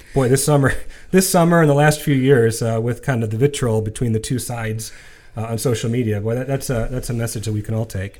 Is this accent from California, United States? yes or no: no; Ohio, United States; we grew up here in Ohio